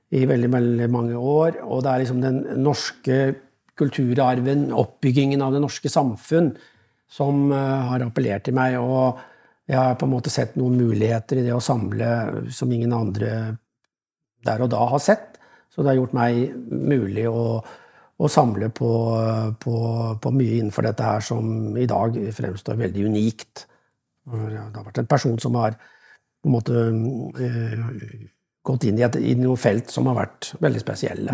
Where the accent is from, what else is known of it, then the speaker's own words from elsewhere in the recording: Oslo, Norway; moved away; also born or lived in Koppang; Jeg er fra Oslo